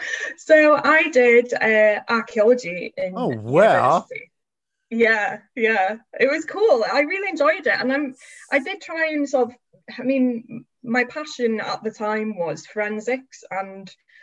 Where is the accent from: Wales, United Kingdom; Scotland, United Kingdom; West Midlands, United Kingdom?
Wales, United Kingdom; Anglesey, North; moved away as an adult; now in York, United Kingdom; I grew up in North Wales, Anglesey more specifically, which is like a little island off the coast in North Wales.